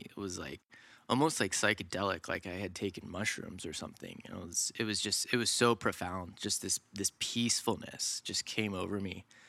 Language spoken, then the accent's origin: English; suburbs north of Atlanta, Georgia, United States; I grew up, uh, in the suburbs, about an hour north of Atlanta, Georgia.